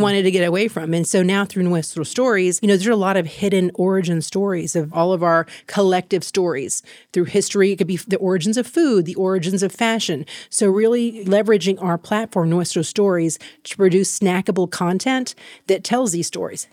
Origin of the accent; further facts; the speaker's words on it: Waco, Texas, United States; moved away as an adult; also born or lived in Thailand; I'm a native from Waco, Texas. I grew up there, Mexican American family